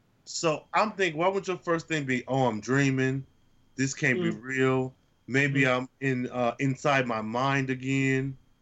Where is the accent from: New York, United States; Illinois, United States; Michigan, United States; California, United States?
Michigan, United States; Flint; as somebody who's born and raised in Flint